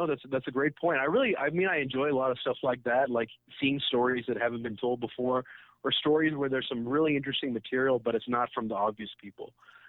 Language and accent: English; Karachi, Sindh, Pakistan; So I grew up in Karachi, huge city, very metropolitan.